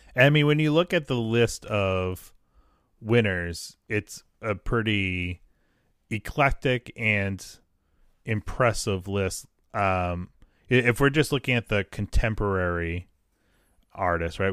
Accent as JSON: {"language": "English", "region": "New England", "country": "United States", "tie": "born or raised there", "said": "growing up in New England"}